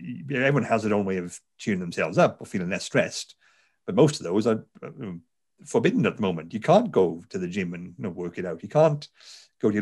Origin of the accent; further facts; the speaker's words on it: Garw Valley, South Wales, United Kingdom; accent: Welsh; I'm, as you tell from the accent, I'm a Welsh person. I'm from South Wales. I grew up in the Garo Valley.